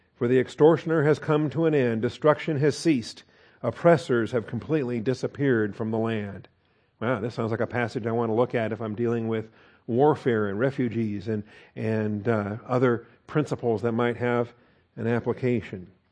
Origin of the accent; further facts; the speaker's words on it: Seattle, Washington, United States; I was born and raised in Seattle, Washington